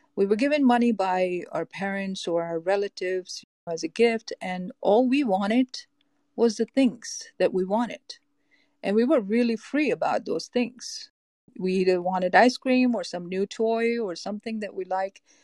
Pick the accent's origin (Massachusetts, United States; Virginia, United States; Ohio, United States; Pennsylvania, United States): Massachusetts, United States; Boston; moved away as an adult; now in Los Angeles, United States; I'm from Los Angeles, California. I grew up in East Coast, uh, Boston, Massachusetts